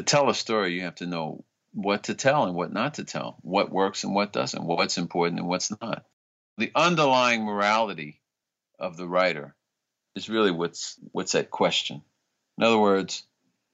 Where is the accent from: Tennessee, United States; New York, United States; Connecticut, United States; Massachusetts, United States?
New York, United States; I grew up in New York, but all of my family was from the South